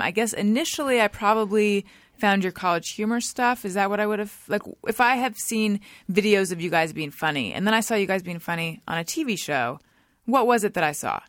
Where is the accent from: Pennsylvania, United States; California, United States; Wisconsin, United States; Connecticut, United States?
California, United States; Orange County; moved away as an adult; also born or lived in Claremont, California / New York; now in Los Angeles, United States; I grew up in Orange County.